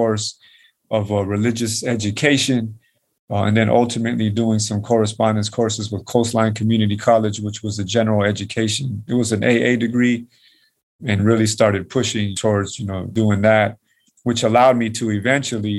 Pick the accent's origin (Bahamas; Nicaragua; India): Nicaragua; moved away; I'm from Nicaragua